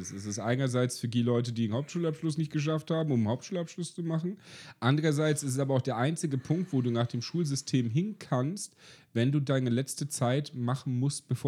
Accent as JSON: {"language": "German", "region": "East Germany", "country": "Germany", "said": "hi, ich bin Ossi, ich will hier arbeiten."}